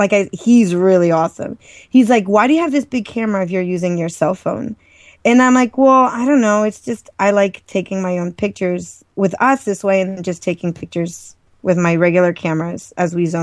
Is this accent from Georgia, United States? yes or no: no; Maryland, United States; born or raised there